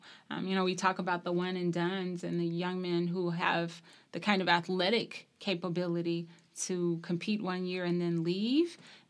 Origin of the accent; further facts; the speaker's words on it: Bay Springs, Mississippi, United States; I'm originally from Bay Springs, Mississippi. It's probably like saying Mayberry, USA. Very